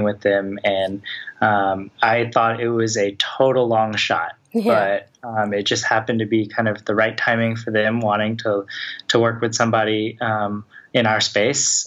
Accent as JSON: {"language": "English", "town": "Atlanta", "region": "Georgia", "country": "United States", "tie": "born or raised there", "also_born_or_lived": "Los Angeles", "moved": "as an adult", "said": "I'm originally from Atlanta"}